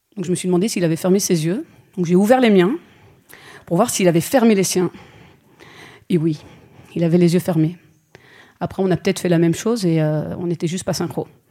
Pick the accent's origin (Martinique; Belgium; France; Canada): Belgium; Je suis belge, j'ai fait ma scolarité en Belgique